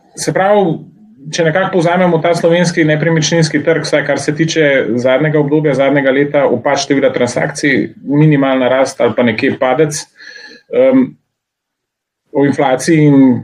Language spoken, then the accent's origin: Slovenian; Slovenia; Slovenci smo